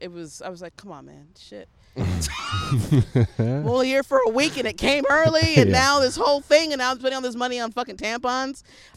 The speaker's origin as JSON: {"language": "English", "country": "United States", "said": "I'm also American"}